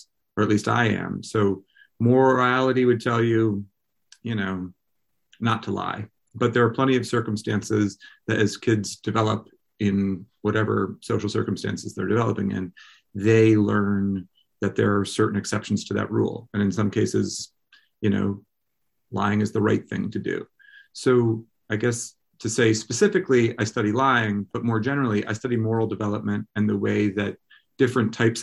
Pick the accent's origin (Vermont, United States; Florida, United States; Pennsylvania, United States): Vermont, United States; moved away as an adult; also born or lived in Durham, New Hampshire / Berkeley, California; I grew up in Vermont